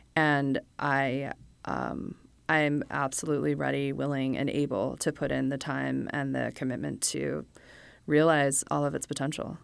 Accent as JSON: {"language": "English", "town": "Los Angeles", "region": "California", "country": "United States", "tie": "born or raised there", "also_born_or_lived": "Chicago, Illinois", "moved": "as an adult", "said": "I moved to L A when I was nine"}